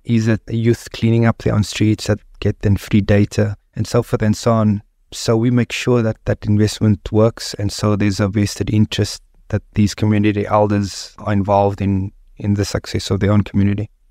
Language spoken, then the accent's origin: English; Cape Town, Western Cape, South Africa; I grew up on the Cape Flats